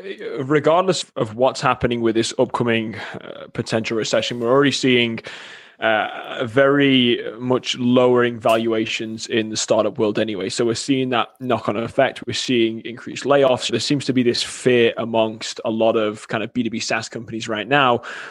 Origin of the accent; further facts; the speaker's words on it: England, United Kingdom; now in Wisconsin, United States; It's no, originally from England. However, everybody here thinks I'm Australian. So it's something I've encountered my whole life. And I've lived in Wisconsin now for 10 years.